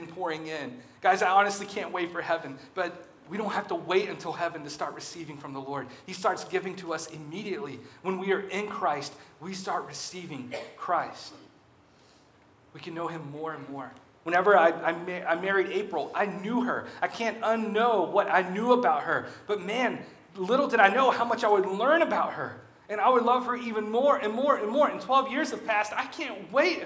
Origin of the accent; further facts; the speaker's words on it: Alabama, United States; I'm from Alabama